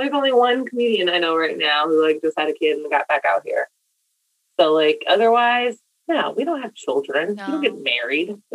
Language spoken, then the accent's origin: English; Washington, District of Columbia, United States; also born or lived in California; I was born in D.C., went out to Cali with my mom's side until I was like 6, and then came back to the East Coast to D.C. So all my school years were in D.C.